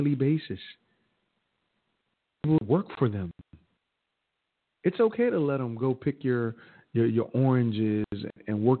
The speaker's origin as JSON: {"language": "English", "country": "United States", "tie": "born or raised there", "said": "I was born in America. I wasn't born in Africa, but I'm African-American, a heritage, that is"}